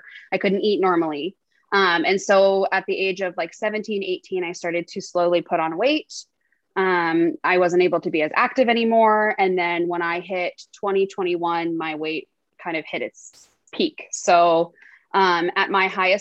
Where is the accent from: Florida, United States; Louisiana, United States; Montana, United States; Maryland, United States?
Montana, United States; Billings; I am born and raised in Billings, Montana. I still live here